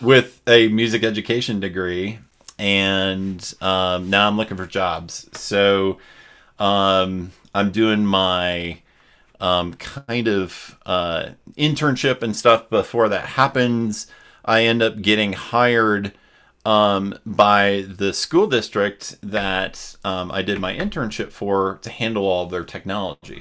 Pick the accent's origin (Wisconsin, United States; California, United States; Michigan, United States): Wisconsin, United States; I grew up in Wisconsin